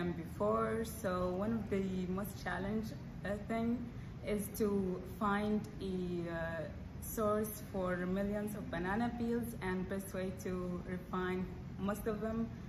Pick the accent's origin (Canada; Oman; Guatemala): Oman; now in Lincoln, United States; I'm from Oman